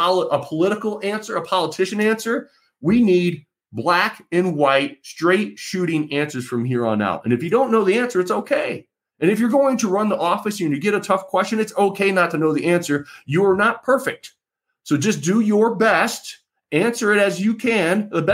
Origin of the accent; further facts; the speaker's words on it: Michigan, United States; as a voter, as an American, as a Michigander